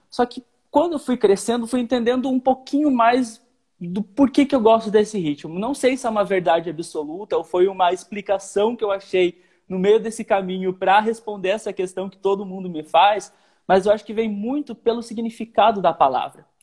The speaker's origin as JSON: {"language": "Portuguese", "region": "Paraná", "country": "Brazil", "tie": "born there", "said": "eu nasci no Paraná, no interior do Paraná. Minha família ou é roqueira, ou é do sertanejão raiz"}